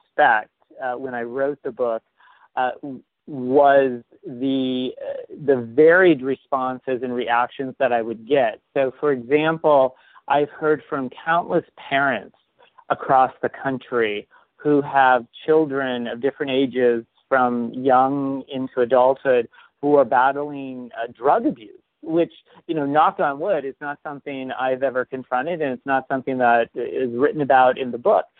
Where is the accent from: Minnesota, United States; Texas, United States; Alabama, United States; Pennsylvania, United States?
Pennsylvania, United States; St. Marys; my hometown of St. Mary's, Pennsylvania